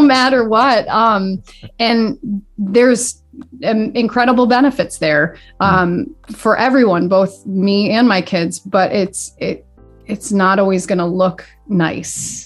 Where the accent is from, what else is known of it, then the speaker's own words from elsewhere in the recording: Dalton, Massachusetts, United States; also born or lived in Boston; I grew up in Dalton